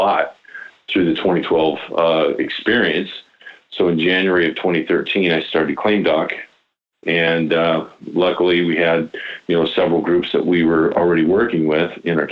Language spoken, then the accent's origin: English; Iowa, United States; I'm born and raised in Iowa